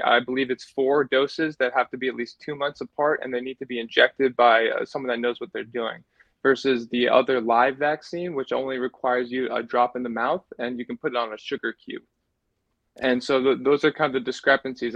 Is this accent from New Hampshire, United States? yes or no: yes; New Hampshire, United States; I'm from New Hampshire